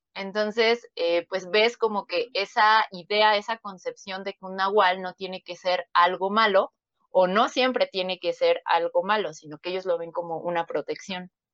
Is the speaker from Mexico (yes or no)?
yes; Mexico City, Mexico; yo soy de la Ciudad de México